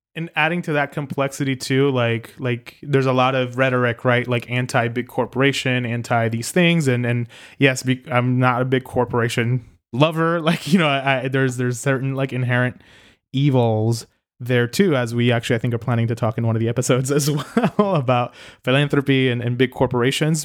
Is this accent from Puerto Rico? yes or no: yes; Puerto Rico; also born or lived in New York; I don't think of myself as American at times because of the weird relationship that Puerto Rico has.